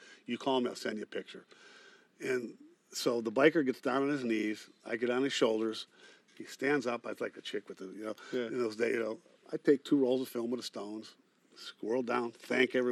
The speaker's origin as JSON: {"language": "English", "town": "Cleveland", "region": "Ohio", "country": "United States", "tie": "born or raised there", "moved": "yes", "lives_now": "San Francisco Bay Area, United States", "said": "growing up in Cleveland"}